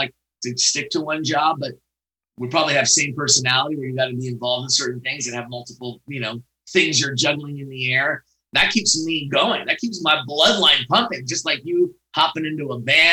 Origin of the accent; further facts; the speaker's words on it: San Francisco, California, United States; also born or lived in Santa Clara; I'm here in San Francisco, born and raised